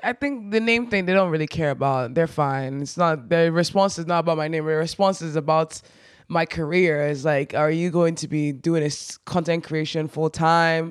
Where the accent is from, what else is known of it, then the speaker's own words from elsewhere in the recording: Nigeria; moved away; being proudly Nigerian